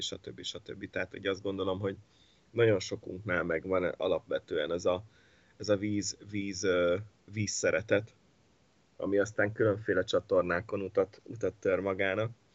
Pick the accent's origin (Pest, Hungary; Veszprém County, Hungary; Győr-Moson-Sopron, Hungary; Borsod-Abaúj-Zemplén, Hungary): Borsod-Abaúj-Zemplén, Hungary; Miskolc; also born or lived in Italy; rengeteget köszönhetek nekik Miskolciként